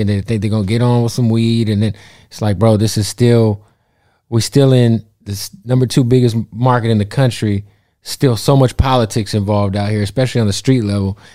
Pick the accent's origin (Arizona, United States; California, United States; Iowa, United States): Arizona, United States; Phoenix; I'm from Phoenix